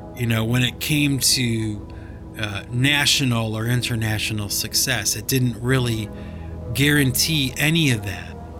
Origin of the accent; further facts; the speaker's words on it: Cleveland, Ohio, United States; When I was a little kid growing up in Cleveland, Ohio